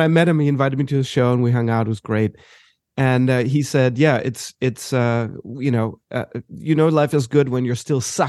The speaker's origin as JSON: {"language": "English", "town": "Johannesburg", "region": "Gauteng", "country": "South Africa", "tie": "born or raised there", "moved": "yes", "said": "I grew up in South Africa, and in Johannesburg."}